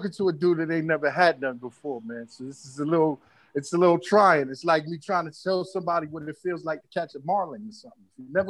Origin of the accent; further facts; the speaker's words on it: New York City, New York, United States; now in Miami, United States; I'm an orphan from Brooklyn, New York